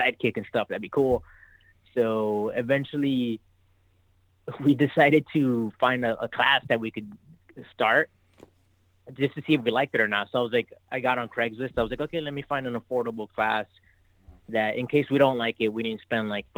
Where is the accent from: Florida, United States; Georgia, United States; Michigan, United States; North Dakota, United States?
Florida, United States; Miami; From Miami, Florida